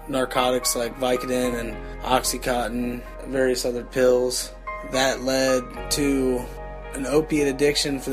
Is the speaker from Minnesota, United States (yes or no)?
no; Cincinnati, Ohio, United States; I'm from Cincinnati, Ohio. I grew up in what I would call a pretty normal family